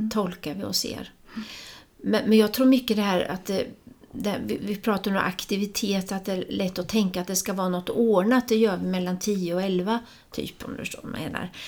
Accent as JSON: {"language": "Swedish", "region": "Östergötland", "country": "Sweden", "tie": "born or raised there", "moved": "yes", "said": "jag flyttade från Östergötland, men vi var inne och åt lunch här då och hörde den här östgötska dialekten och helt plötsligt så är det ju som jag befinner mig i en annan tid och jag hörde, det var som jag hörde mina syskon omkring mig"}